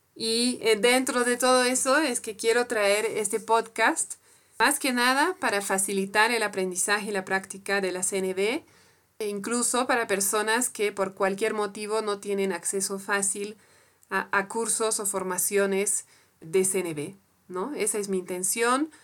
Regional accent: France; Spanish is a second language; moved away as an adult; now in Bolivia; Soy francesa de origen y vivo en Bolivia hace, casi 15 años, donde aprendí también a hablar español

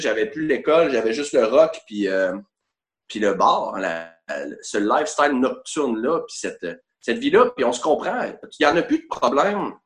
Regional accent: Quebec City, Quebec, Canada; Je viens d'Orsainville, c'est très important de spécifier Orsainville et non Charlebourg parce qu'il y a des limites

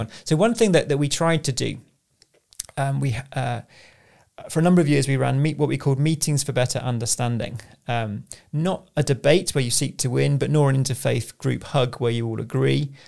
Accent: Southend-on-Sea, East of England, United Kingdom; moved away as an adult; now in London, United Kingdom; I grew up in sunny South End on Sea, the place to be.

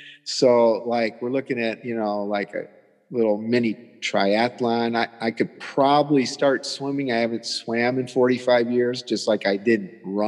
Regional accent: Toledo, Ohio, United States; now in Florida, United States; I'm from here. I'm from Holy Toledo, and it's not just a saying, but yeah, we moved to Florida, and from Ohio

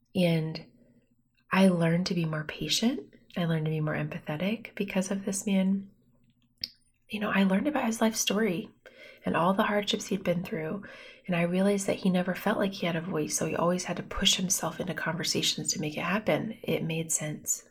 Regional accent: Bloomington, Indiana, United States; moved away as an adult; also born or lived in Pennsylvania; now in Fort Wayne, United States; I'm from Bloomington. I grew up there. So I'm from Indiana

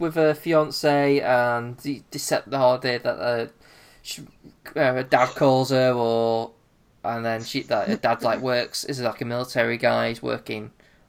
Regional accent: England, United Kingdom; We're so English.

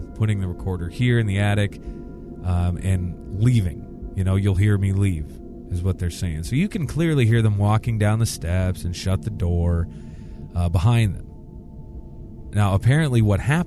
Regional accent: Iowa, United States; I grew up in Iowa, and we have a lot of cattle and things like

